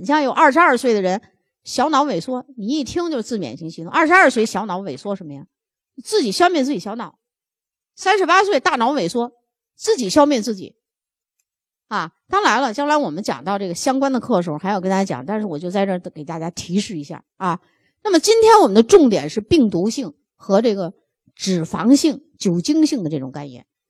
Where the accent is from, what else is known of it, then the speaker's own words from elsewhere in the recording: China; 我们中国人是肝病大国